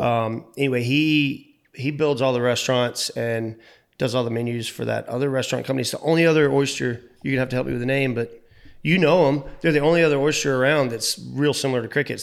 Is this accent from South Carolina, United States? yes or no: yes; North Myrtle Beach, South Carolina, United States; I was born in North Myrtle Beach